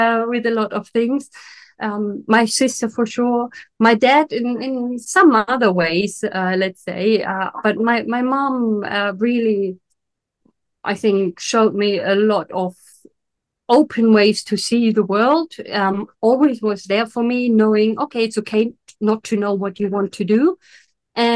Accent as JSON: {"language": "English", "region": "Berlin", "country": "Germany", "tie": "born or raised there", "moved": "yes", "lives_now": "Italy", "said": "I had an amazing childhood in Germany. So I'm originally from Berlin"}